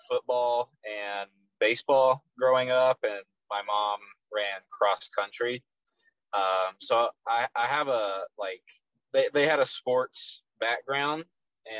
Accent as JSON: {"language": "English", "town": "Frisco", "region": "Texas", "country": "United States", "accent": "Texas", "said": "I'm from Frisco, Texas, which is a suburb of Dallas"}